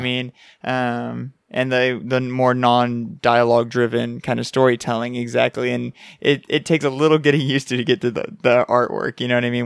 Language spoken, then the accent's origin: English; San Antonio, Texas, United States; we're from San Antonio that has a hockey team. We have the Rampage here